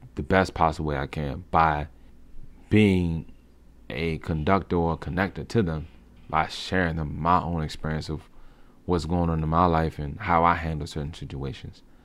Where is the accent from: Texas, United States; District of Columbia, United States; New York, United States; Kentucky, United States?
District of Columbia, United States; Washington; moved away as an adult; now in Maryland, United States; I was born and raised in Southeastern D C